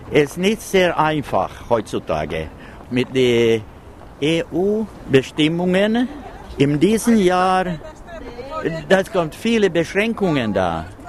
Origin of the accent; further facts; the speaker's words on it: Pellinge, Uusimaa, Finland; Wir kommen aus Pellinge, außerhalb Porvo, eine Stadt 50 Kilometer ostwärts von Helsinki und von den äußeren Scheren